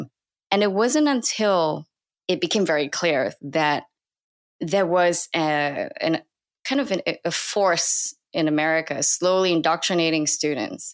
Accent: Singapore; moved away as an adult; now in United States; where I grew up in Singapore

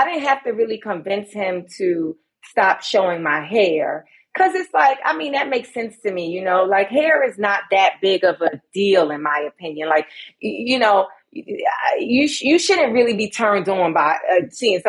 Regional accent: New York City, New York, United States; also born or lived in Brooklyn; I was born in Brooklyn. I spent the first 5 years of my life there. And then I came to Harlem

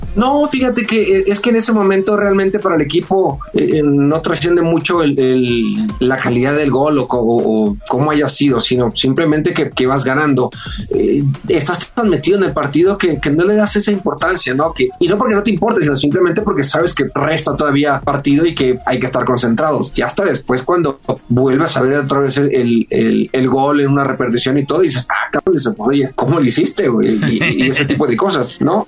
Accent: Culiacán, Sinaloa, Mexico; moved away as an adult; also born or lived in Guadalajara; me fui, bueno, de, de Culiacán, de mi pueblo, salí como a los 19 años

